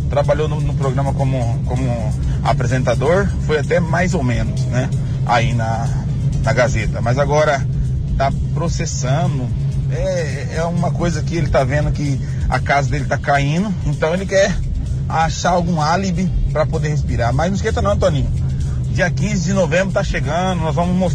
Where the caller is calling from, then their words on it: Várzea Grande, Mato Grosso, Brazil; sou aqui de Vazia Grande.